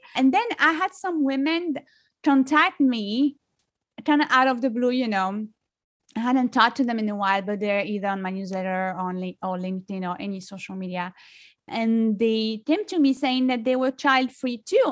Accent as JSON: {"language": "English", "country": "France", "tie": "born or raised there", "accent": "French", "second_language": "English", "moved": "as an adult", "lives_now": "United States", "said": "I am originally from France. I've been li-, living in the U S for over fifteen years. So, you know, I'm American, but, you know, I grew up in France, so I can't lose my French accent"}